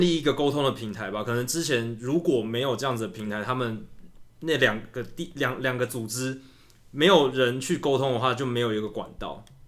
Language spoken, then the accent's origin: Chinese; Taiwan; 我们台湾人很喜欢选举